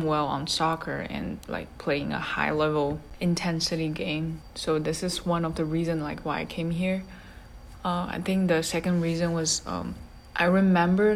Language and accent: English; Shanghai, China; English is a second language; moved away as an adult; now in Tallahassee, United States; I'm from Shanghai, China